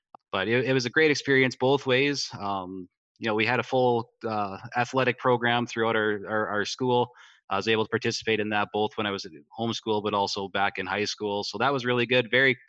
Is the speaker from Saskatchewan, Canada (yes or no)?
yes; Frontier, Saskatchewan, Canada; We actually grew up 2 miles from the American border. The small town of Frontier was about 15